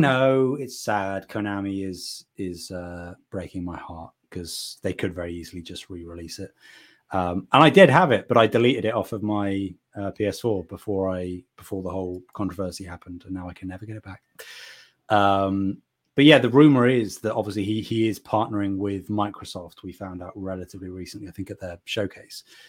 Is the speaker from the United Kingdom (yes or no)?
yes; United Kingdom; I'm from Britain